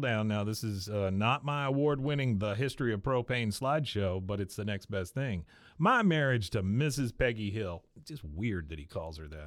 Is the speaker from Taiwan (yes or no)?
yes; Taiwan; when I was born in Taiwan and when I was a kid